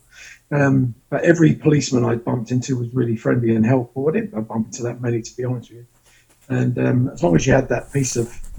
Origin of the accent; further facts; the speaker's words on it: London, United Kingdom; moved away as an adult; I'm from London. Right. I'm from Holborn originally